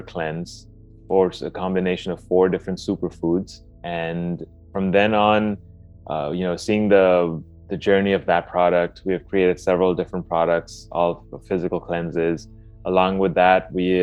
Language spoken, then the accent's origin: English; Dubai, United Arab Emirates; I grew up in Dubai, and we essentially had an Indian food diet